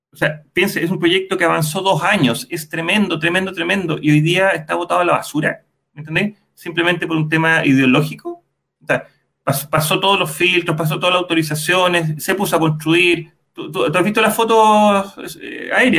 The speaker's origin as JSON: {"language": "Spanish", "country": "Chile", "said": "nuestro país"}